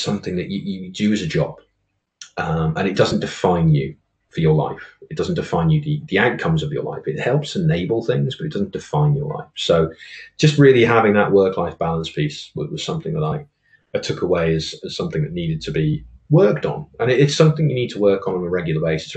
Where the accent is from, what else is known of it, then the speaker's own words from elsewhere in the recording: Oswestry, West Midlands, United Kingdom; I am originally from a border market town on the border between England and Wales, a place called Oswestry. And I was born and bred in a small village called Mordor